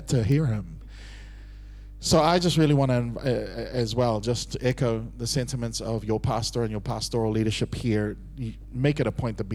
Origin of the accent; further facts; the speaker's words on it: Auckland, New Zealand; moved away as an adult; also born or lived in Singapore; I was born and raised in Auckland, New Zealand